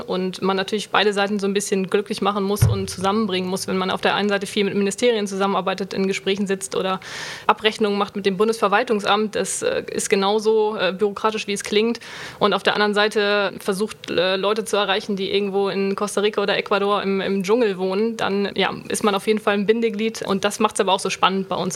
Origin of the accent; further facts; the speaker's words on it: Schleswig-Holstein, Germany; moved away as an adult; also born or lived in Bremen; now in Cologne, Germany; Ich komme ursprünglich aus Bremen, bin aber in Schleswig-Holstein in der Nähe von der Ostsee aufgewachsen